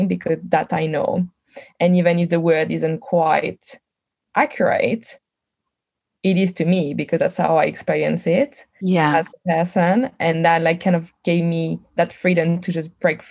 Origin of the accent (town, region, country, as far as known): France; born or raised there; first language French; English is a second language; moved away